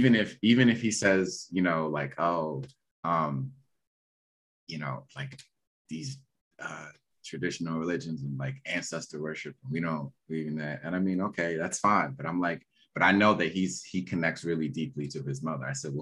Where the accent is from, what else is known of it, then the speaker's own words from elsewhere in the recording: Nigeria; Like I grew up, I'm Nigerian, you know, my father is my father's mother is Yoruba. So I've always known Yoruba as a language.